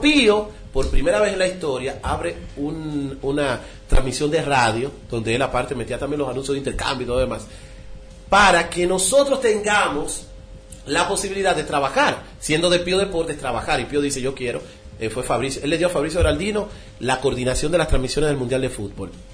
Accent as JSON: {"language": "Spanish", "town": "Villa Altagracia", "region": "San Cristóbal", "country": "Dominican Republic", "tie": "born or raised there", "said": "Yo nací en Villa Altagracia"}